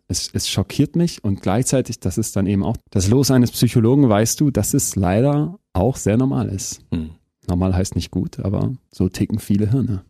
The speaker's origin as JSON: {"language": "German", "region": "Berlin", "country": "Germany", "also_born_or_lived": "Münster / Spain / Istanbul / Toulouse", "said": "bin ich natürlich auch viel mehr Berliner und Münsteraner als irgendwie jetzt, weiß ich nicht, ähm, Bayer"}